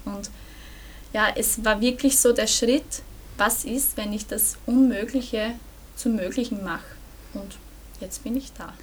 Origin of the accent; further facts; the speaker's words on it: Burgenland, Austria; ich komme aus dem Burgenland